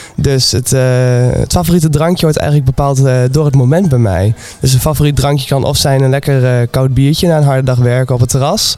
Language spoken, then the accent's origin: Dutch; Twente, Overijssel, Netherlands; moved away as an adult; now in Nijmegen, Netherlands; Ik kom uit Twente. En sinds drie jaar woon ik hier ongeveer